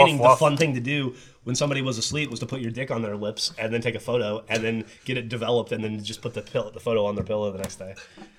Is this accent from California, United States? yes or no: no; Alabama, United States; moved away; I was born in Alabama in the 70s.